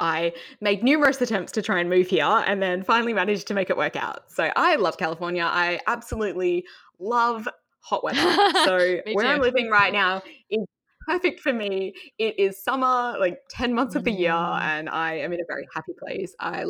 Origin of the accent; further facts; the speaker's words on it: Perth, Western Australia, Australia; accent: Australian; now in United States; But no, I'm originally from Perth in Western Australia